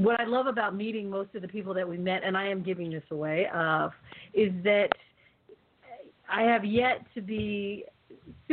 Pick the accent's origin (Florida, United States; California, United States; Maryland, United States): California, United States; Oakland; I'm from Oakland.